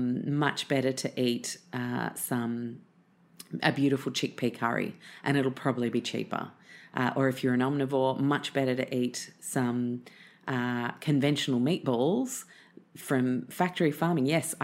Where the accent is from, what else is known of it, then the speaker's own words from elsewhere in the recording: the South, United States; accent: southern; I'm going to spare you my southern accent.